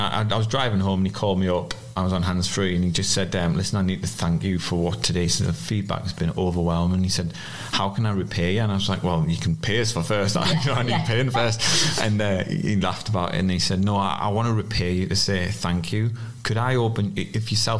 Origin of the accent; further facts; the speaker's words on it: South Shields, North East England, United Kingdom; accent: South Shields; moved away as an adult; also born or lived in Yarm, Teesside; My posh South Shields accent